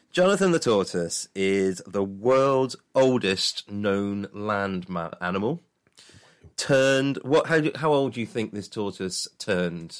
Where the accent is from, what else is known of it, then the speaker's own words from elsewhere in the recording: England, United Kingdom; I'm a traditional Englishman